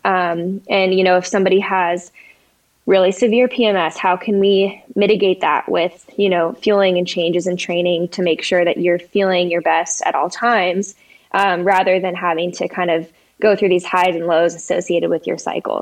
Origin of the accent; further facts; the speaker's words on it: Colorado, United States; also born or lived in San Diego, California; I grew up in Colorado